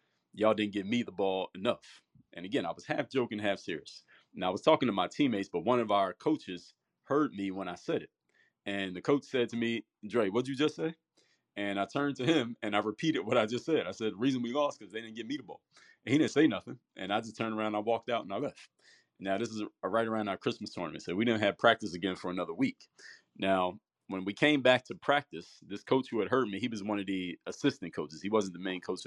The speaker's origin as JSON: {"language": "English", "town": "Philadelphia", "region": "Pennsylvania", "country": "United States", "said": "I'm from Mount Airy in Philadelphia"}